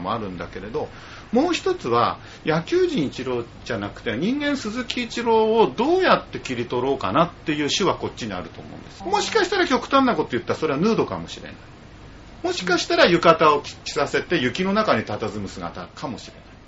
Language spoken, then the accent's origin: Japanese; Urayasu, Chiba, Japan; 浦安で生まれ育って